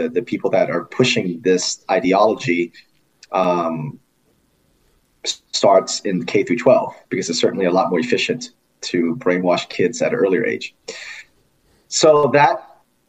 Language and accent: English; California, United States; moved away as an adult; also born or lived in New York; now in Indiana, United States; I was actually born and raised in California